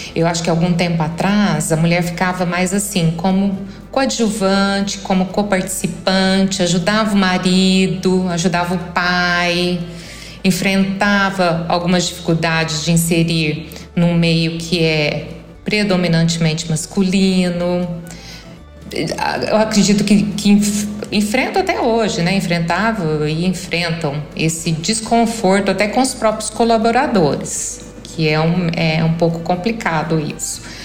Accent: interior of São Paulo, Brazil; also born or lived in Brasília; now in Catalão, Brazil; sou paulista do interior

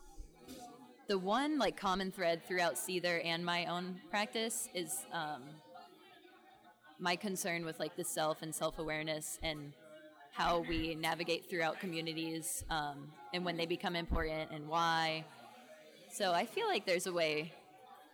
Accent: Southwest Florida, United States; moved away as an adult; also born or lived in Tallahassee, Florida; now in North Carolina, United States; I'm from Southwest Florida. I've lived in Florida my whole life up until like 7 months ago.

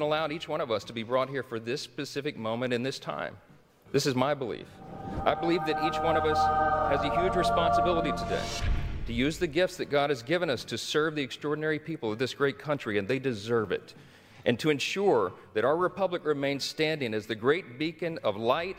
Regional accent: Shreveport, Louisiana, United States; born or raised there

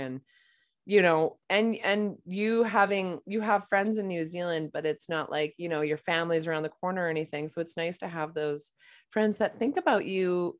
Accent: Boston, Massachusetts, United States; To New York City, and I'm from Boston.

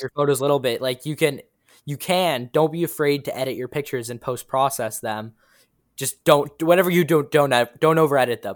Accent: Toronto, Ontario, Canada; I'm from Toronto, Ontario, Canada.

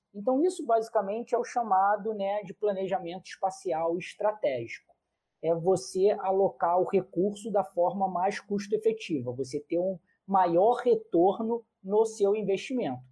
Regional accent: Rio de Janeiro, Brazil; eu, como carioca

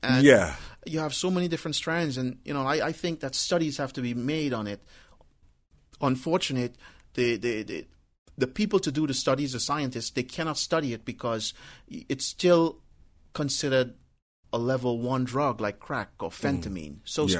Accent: New York, United States; growing up in New York, you know, happy hour started at 10 o'clock.

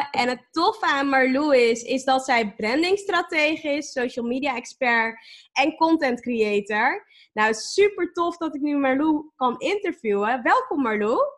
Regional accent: Hardenberg, Overijssel, Netherlands; born or raised there; moved away as an adult; also born or lived in Zwolle; now in Groningen, Netherlands

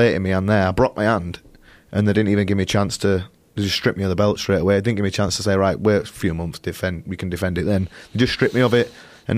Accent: Leeds, Yorkshire and the Humber, United Kingdom; I'm from Leeds, which is up north.

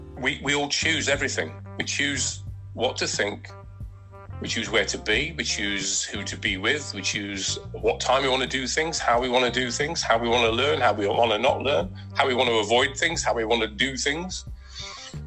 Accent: Nottingham, East Midlands, United Kingdom; now in Exmouth, United Kingdom; where I grew up in Nottingham

